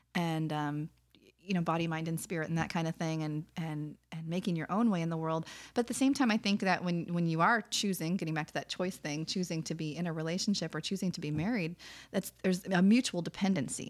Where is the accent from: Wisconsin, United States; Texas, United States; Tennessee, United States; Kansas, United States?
Wisconsin, United States; moved away as an adult; now in California, United States; I'm from Wisconsin